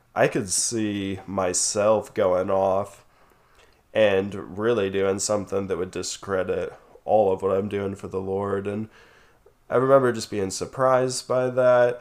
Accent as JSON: {"language": "English", "town": "Colorado Springs", "region": "Colorado", "country": "United States", "tie": "born or raised there", "said": "we were growing up in Colorado Springs"}